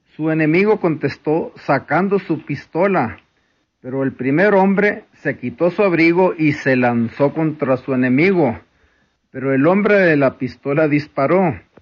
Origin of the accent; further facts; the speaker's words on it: Mexico